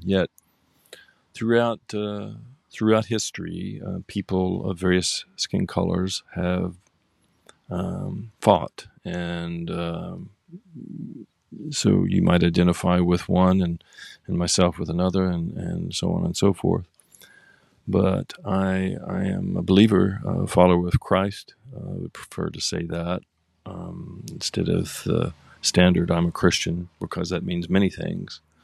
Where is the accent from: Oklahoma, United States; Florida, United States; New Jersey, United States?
Oklahoma, United States; now in San Diego, United States; I grew up in Oklahoma